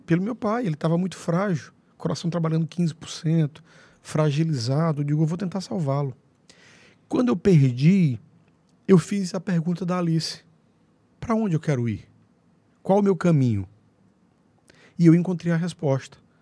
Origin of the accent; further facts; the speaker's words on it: Angical, South Zone of Teresina, Piauí, Brazil; Eu saí de Angical com 10 anos de idade, fui alfabetizado lá